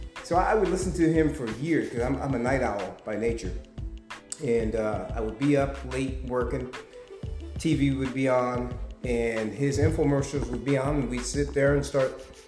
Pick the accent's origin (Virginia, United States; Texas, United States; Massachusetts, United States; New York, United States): New York, United States; moved away as an adult; now in California, United States; I'm a New Yorker, so I was born and raised in New York. At the age of 19, I moved to California and finished college.